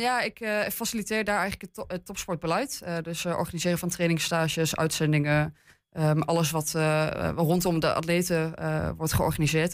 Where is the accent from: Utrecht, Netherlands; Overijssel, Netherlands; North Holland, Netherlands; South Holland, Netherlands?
Overijssel, Netherlands; Hengelo; now in Enschede, Netherlands; ik ben geboren in Hengelo. Ik heb lang in het buitengebied gewoond